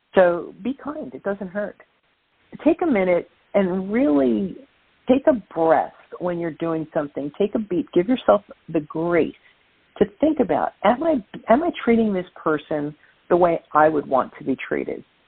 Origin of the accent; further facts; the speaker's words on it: New York City, New York, United States; accent: Brooklyn; So I am from Brooklyn, New York